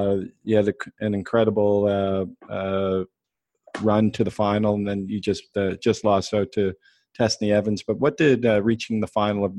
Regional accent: Halifax, Nova Scotia, Canada; I'm from Halifax. So we used to host the Blue Nose Classic, which was only for the men.

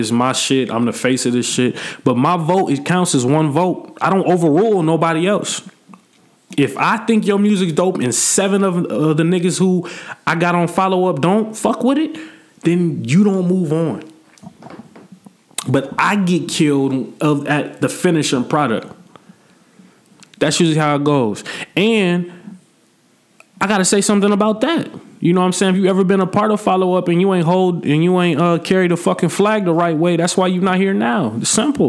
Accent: Peoria, Illinois, United States; I'm not from that soil. I don't drink that water, bro. Like, I'm from Peoria

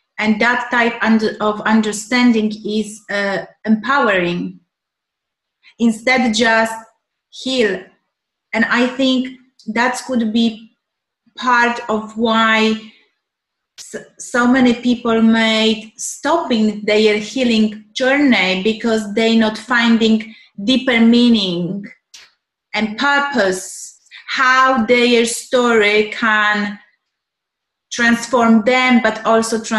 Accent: Poland; moved away; I'm from Poland originally

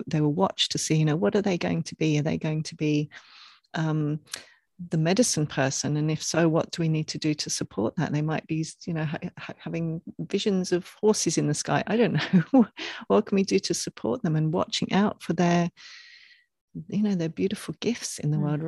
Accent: England, United Kingdom; growing up in England

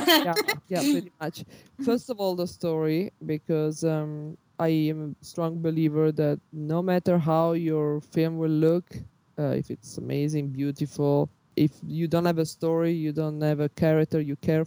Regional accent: Milan, Lombardy, Italy; I was born in Milano

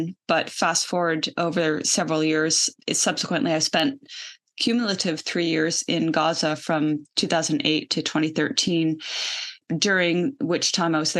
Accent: Canada; I'm an American-Canadian citizen. I grew up in Canada

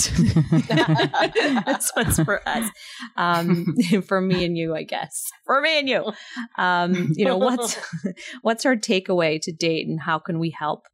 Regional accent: New York, United States; moved away as an adult; now in New Jersey, United States; I grew up in New York and I'm an immigrant myself

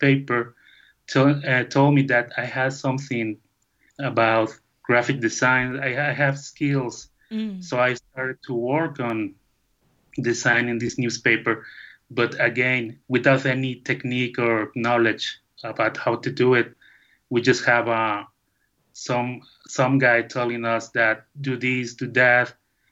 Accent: León, Guanajuato, Mexico; English is a second language; now in Jocotepec, Mexico; I born in León, Guanajuato, the capital of shoemaking in Mexico

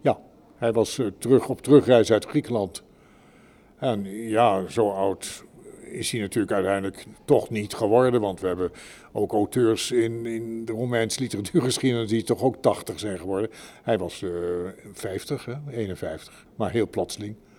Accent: Netherlands; ik ben Nederlander

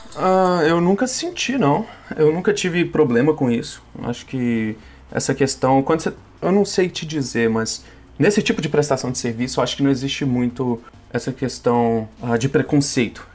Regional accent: Belo Horizonte, Minas Gerais, Brazil; moved away as an adult; now in Boston, United States; Sou de Belo Horizonte, Minas Gerais

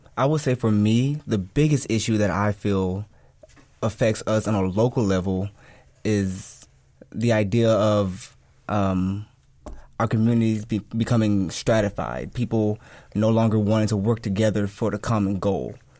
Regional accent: Dallas, Texas, United States; I grew up in Pleasant Grove

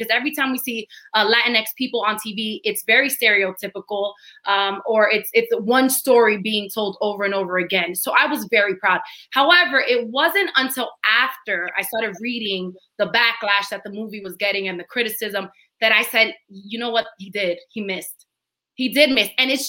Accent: New York City, New York, United States; I am Dominican from the Heights

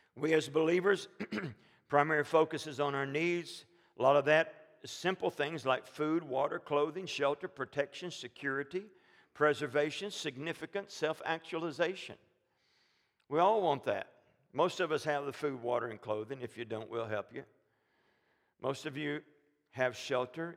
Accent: Alabama, United States; moved away; we're from Alabama

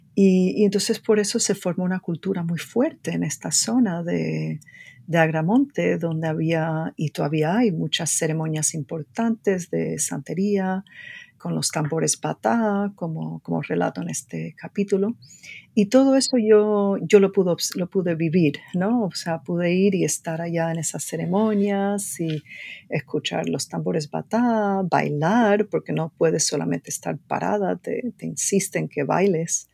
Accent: Cuba; now in United States; como antropóloga y como cubana

